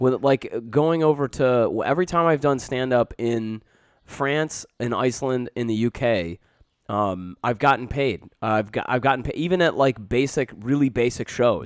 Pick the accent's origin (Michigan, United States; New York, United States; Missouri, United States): Michigan, United States; Canton; I grew up right next to Dearborn, I grew up in Plymouth, Canton, Michigan